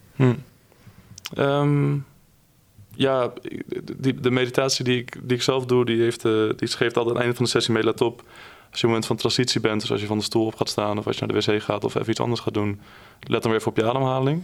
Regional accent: Drenthe, Netherlands; ik kom uit Drenthe en uh, daar ben ik geboren en getogen

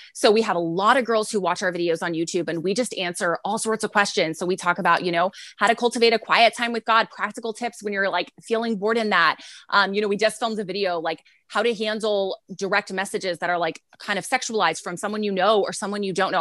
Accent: San Antonio, Texas, United States; We're from San Antonio, Texas. So I am in San Antonio, Texas

